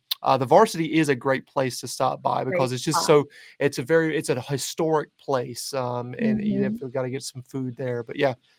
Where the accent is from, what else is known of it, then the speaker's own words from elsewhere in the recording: the South, United States; I'm a Southerner